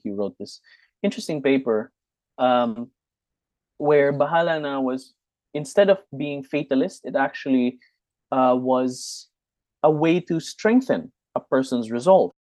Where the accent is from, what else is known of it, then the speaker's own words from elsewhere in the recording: Silay, Negros Island Region, Philippines; I'm I'm from Negros. I I grew up in Silay, which is in Negros Occidental